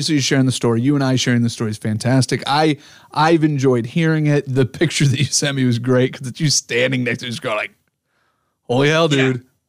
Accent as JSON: {"language": "English", "area": "the Northwest", "region": "Pacific Northwest", "country": "United States", "moved": "yes", "said": "But I moved away from the Northwest for a long time. But when I came back"}